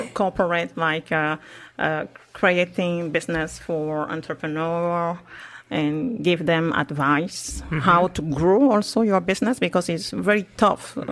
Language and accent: English; France; moved away as an adult; also born or lived in Cameroon; now in Montreal, Canada; I grew up in France, but I'm originally from Cameroon.